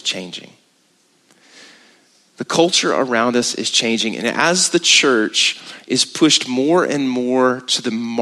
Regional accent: Texas, United States; we're from Texas

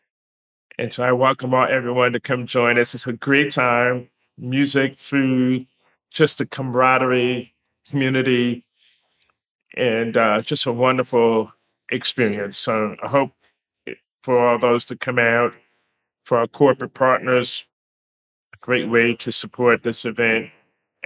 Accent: New York, United States; being a resident, born and raised in New York

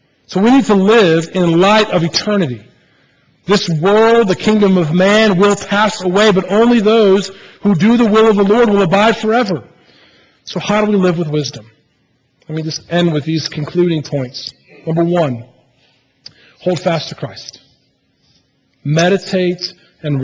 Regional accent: United States; as an American church

